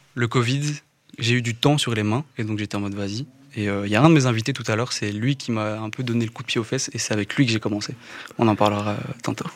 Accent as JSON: {"language": "French", "town": "Woluwe-Saint-Lambert", "region": "Brussels-Capital Region", "country": "Belgium", "said": "je viens de Woluwe et Saint-Lambert, donc Bruxelles, hein, ici, la zone."}